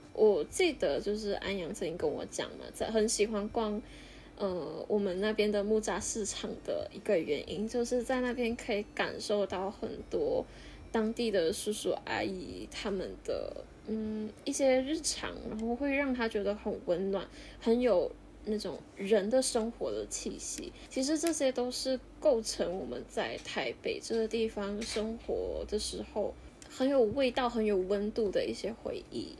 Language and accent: Chinese; Malaysia; also born or lived in Taipei; 在马来西亚其实是一个有无限商机的地方啊